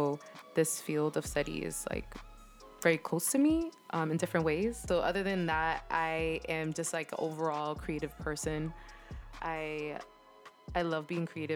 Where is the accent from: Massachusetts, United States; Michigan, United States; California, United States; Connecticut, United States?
Massachusetts, United States; Boston; I was born and raised in Boston